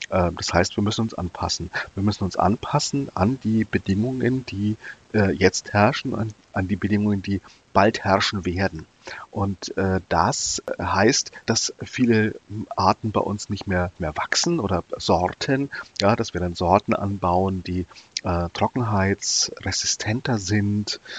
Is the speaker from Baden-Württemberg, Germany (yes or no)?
no; Nuremberg, Bavaria, Germany; bin dann auch als Jugendlicher zum Bund Naturschutz in Bayern, ich komme aus Nürnberg, gegangen, ja.